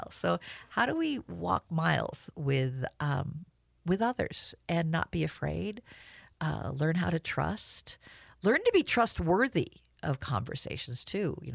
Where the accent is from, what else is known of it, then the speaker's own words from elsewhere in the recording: New Jersey, United States; born there; also born or lived in Washington, D.C. / Southern California; in New Jersey, very multicultural. I moved. We moved to D.C. Mom was involved with civil rights, very involved with multicultural group. Moved to Southern California.